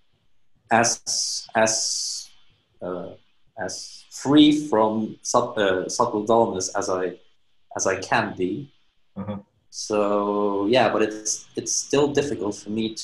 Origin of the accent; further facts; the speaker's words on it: Luxembourg; I'm from Europe, Luxembourg to be precise, which is like a teeny weeny country.